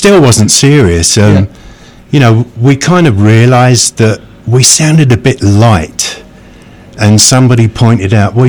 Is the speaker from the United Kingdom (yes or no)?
yes; England, United Kingdom; Being English, pretty standoffish, you know. Shaking hands and hugging is not natural, but I've been here so long that I hug and shake hands all the time.